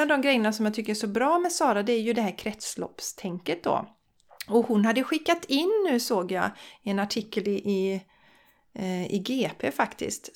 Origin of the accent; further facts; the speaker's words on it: Borås, Västra Götaland, Sweden; also born or lived in Bollebygd; now in Gothenburg, Sweden; jag är från Borås från början, eller allra först från Bollebygd